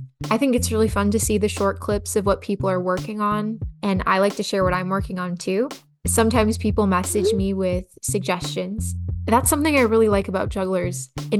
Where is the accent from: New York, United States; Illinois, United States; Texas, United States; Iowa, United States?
Iowa, United States; Cedar Rapids; I'm from Cedar Rapids, Iowa, which is where the IJA held their 75th annual festival